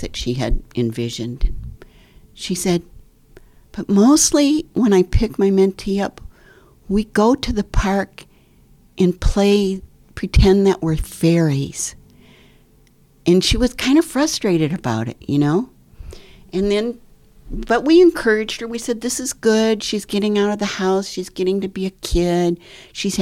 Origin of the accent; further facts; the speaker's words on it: Midwest, United States; I grew up in the Midwest in a very middle class surroundings